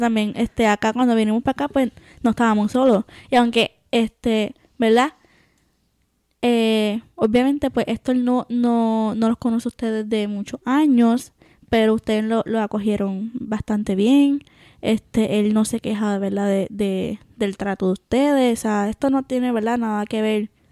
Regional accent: Puerto Rico; moved away as an adult; cuando, cuando me fui de Puerto Rico, me acuerdo, sí, lloré porque me estaba despidiendo, ¿verdad? Me iba a dejar por primera vez tanto tiempo de mi familia.

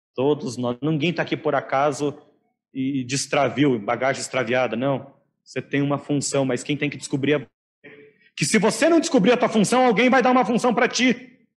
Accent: Laranjeiras do Sul, Paraná, Brazil; na minha adolescência, juventude, infância em Laranjeiras do Sul

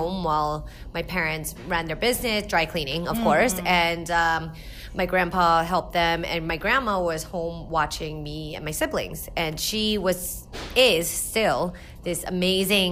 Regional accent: New Jersey, United States; also born or lived in South Korea; I grew up in South Jersey

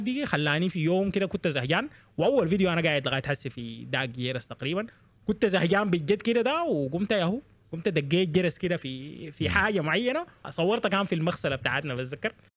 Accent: Sudan; moved away as an adult; also born or lived in Eastern Province, Saudi Arabia; انا مولود في السودان عايش حياتي كلها في السودان

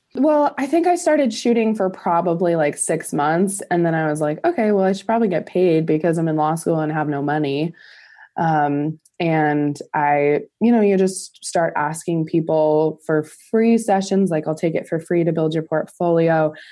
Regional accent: Montana, United States; Montana's small, it's a small state, and so in my hometown, there's about sixty thousand

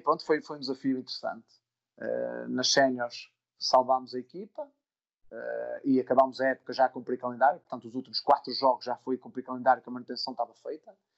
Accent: Amares, Norte, Portugal; also born or lived in Vila Real; eu sou de Amares, portanto, uma vila no centro do Minho

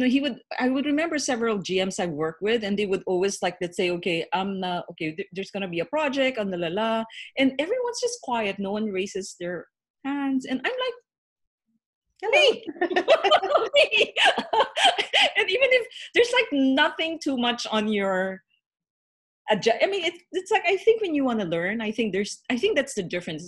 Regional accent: Philippines; I'm Chinese Filipino

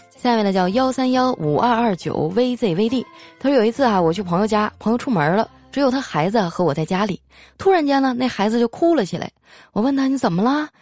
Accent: Northeast China, China; moved away; 好久都没吃家乡菜了， 就挑一东北菜馆儿

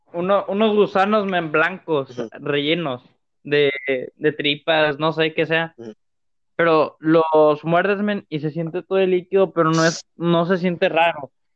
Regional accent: Linares, Nuevo León, Mexico; de mi tierra, de, de Linares, Nuevo León.

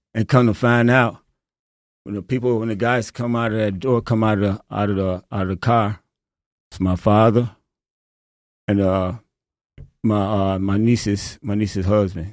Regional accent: Chicago, Illinois, United States; now in Traverse City, United States; I'm from Chicago

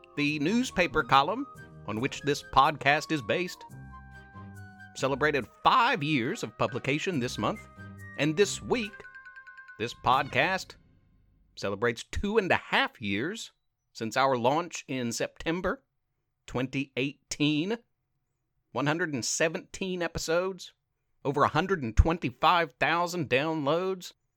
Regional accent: South Point, Ohio, United States; I'm from South Point High

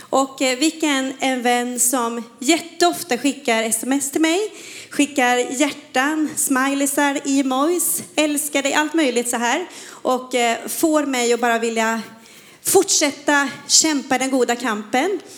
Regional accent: Falköping, Västra Götaland, Sweden; moved away; Jag är från Falköping, Falköping, men det är 25 år sedan jag flyttade från Slätta. Så att eh, jag försöker ibland bara komma in i den här västgötskan.

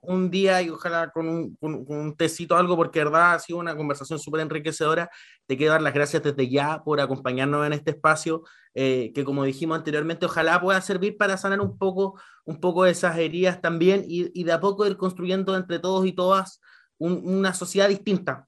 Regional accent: Chile; como sociedad chilena

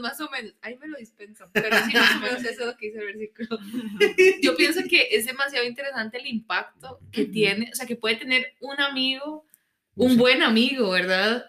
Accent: Costa Rica; como ticos, digamos, pensando como es nuestra cultura

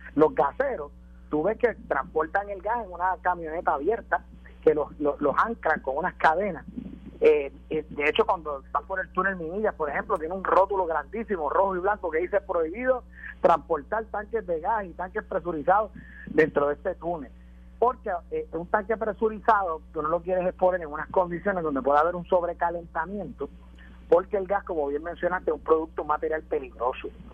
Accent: Puerto Rico; en Puerto Rico siempre hemos sido una sociedad de ley y orden

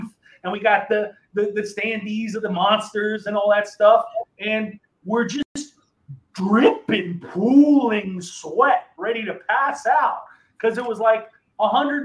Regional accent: New Jersey, United States; moved away as an adult; now in Texas, United States; when I was in New Jersey, you know, all my life, 37 years in New Jersey

